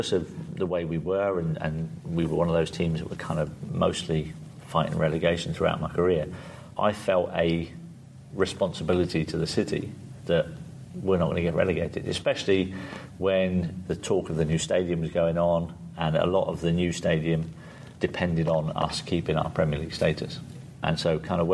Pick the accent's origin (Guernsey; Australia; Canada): Guernsey; I grew up on a council estate in Guernsey